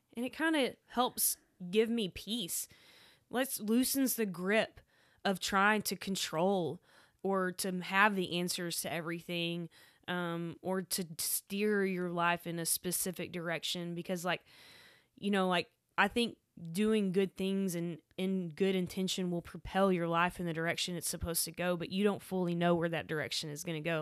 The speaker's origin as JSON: {"language": "English", "town": "Waco", "region": "Texas", "country": "United States", "tie": "born or raised there", "also_born_or_lived": "Dallas", "said": "I grew up in Waco"}